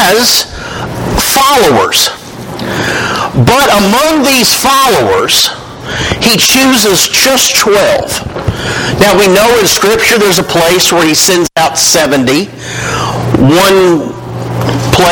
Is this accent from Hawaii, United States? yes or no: no; Winchester, Tennessee, United States; I grew up in Winchester, Tennessee